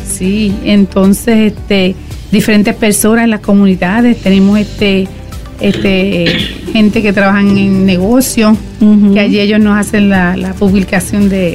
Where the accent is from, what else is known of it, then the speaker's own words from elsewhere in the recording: Puerto Rico; moved away; vengo de Puerto Rico